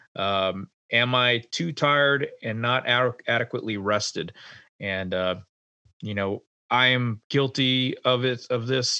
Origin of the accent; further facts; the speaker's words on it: Rhode Island, United States; moved away; home to my home state of Rhode Island